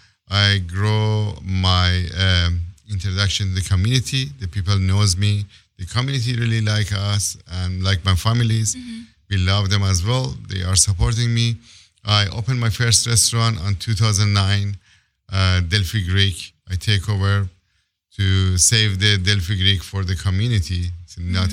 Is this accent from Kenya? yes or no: no; Iran; moved away as an adult; now in Los Angeles, United States; I came here late 2000 from Iran as a political asylum.